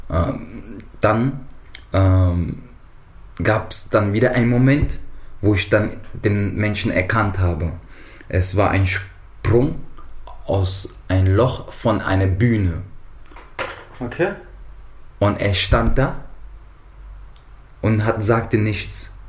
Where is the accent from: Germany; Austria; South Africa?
South Africa; Johannesburg, Gauteng; also born or lived in Mozambique; und ähm, stamme aber aus Mosambik. Ähm, die ersten Kindheitszeiten verbrachte ich in Südafrika.